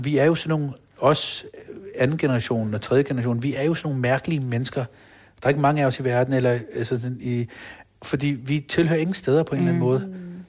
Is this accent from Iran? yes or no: no; Copenhagen, Capital Region of Denmark, Denmark; Jeg er født på Rigshospitalet. Jeg er opvokset på Blågårds Plads. Mm. Nørrebro